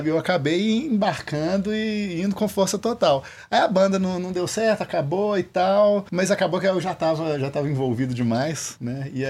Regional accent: Viçosa, Minas Gerais, Brazil; Que eu, eu sou de Viçosa. Uhum. E lá eu já tocava com as bandas lá

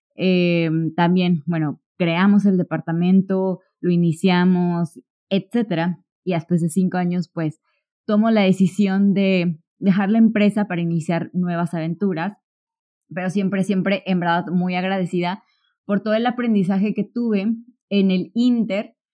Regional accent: Córdoba, Veracruz, Mexico; yo soy de Córdoba, Veracruz

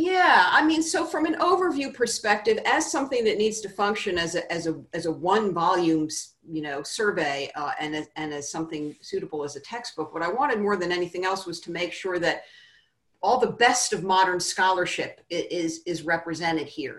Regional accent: Virginia, United States; Virginia, which is my, my home state

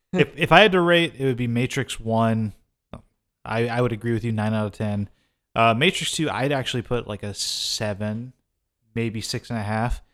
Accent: the South, United States; I grew up in the South, too

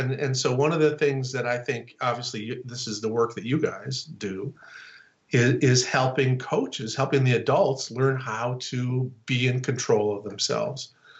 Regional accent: North Dakota, United States; also born or lived in Chicago / Texas; So I'm from North Dakota, right? And I live I live on the East Coast, I live in Chicago, and then I moved to Texas.

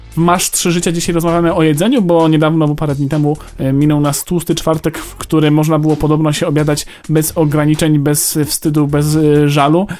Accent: Greater Poland, Poland; ja jestem z Wielkopolski

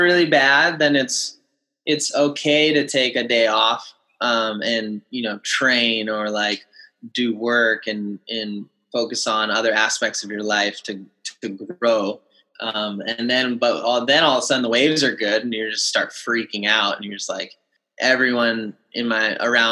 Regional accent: Kauai, Hawaii, United States; growing up on Kauai and in Hawaii

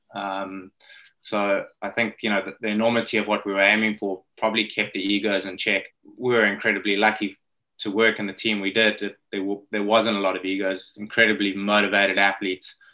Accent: Johannesburg, Gauteng, South Africa; accent: South African; growing up in South Africa

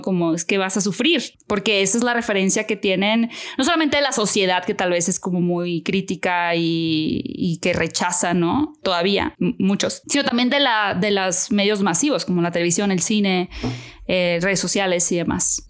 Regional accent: Hermosillo, Sonora, Mexico; moved away as an adult; now in Mexico City, Mexico; yo vivo en Ciudad de México hace 11 años, pero soy de Hermosillo

